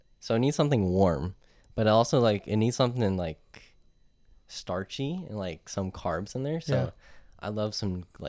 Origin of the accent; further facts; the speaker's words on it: Pacifica, California, United States; Because I'm from Pacifica.